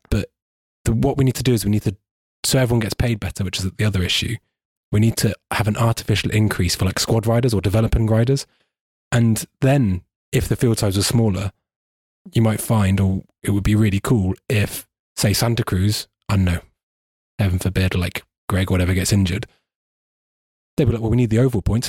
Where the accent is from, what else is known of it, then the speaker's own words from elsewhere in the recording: United Kingdom; I'm a British person